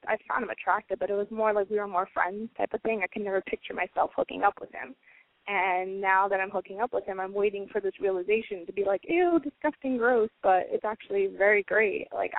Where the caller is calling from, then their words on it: New York, United States; I'm 20, calling from Queens, New York.